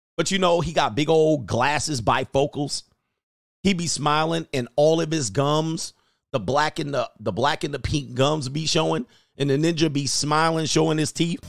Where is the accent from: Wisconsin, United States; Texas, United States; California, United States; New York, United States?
California, United States; Southern; growing up in Southern Cal